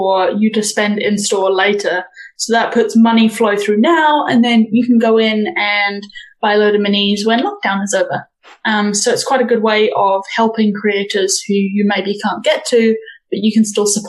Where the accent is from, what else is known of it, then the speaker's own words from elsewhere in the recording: New Zealand; I, as a New Zealander